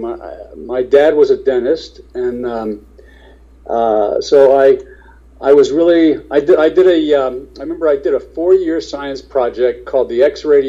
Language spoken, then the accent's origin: English; East Coast, United States; also born or lived in New York; I'm from the East Coast, so I wanted the Giants, but.